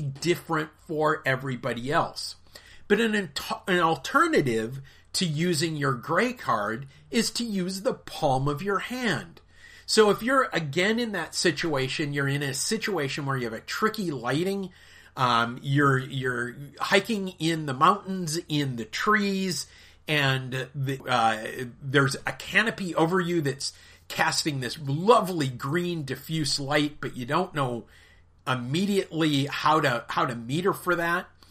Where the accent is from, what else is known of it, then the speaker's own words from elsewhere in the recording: United States; I am an American of British and Irish descent